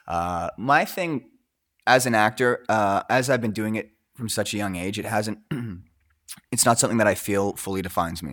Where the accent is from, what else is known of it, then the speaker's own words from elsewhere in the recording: Coquitlam, British Columbia, Canada; I grew up in Coquitlam